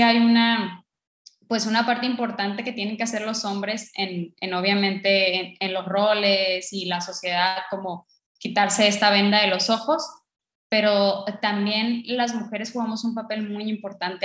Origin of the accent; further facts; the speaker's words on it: northern Mexico, Mexico; yo soy mexicana, pero eh, yo soy norteña